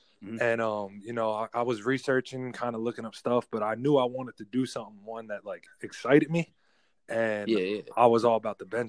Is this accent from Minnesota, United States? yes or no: no; New Jersey, United States; also born or lived in California; now in Texas, United States; being from the East Coast, like growing up in Jersey, and then like, you know, transitioning out to Cali, and now I'm here. Like, you know, I've gone from East West to like Midwest.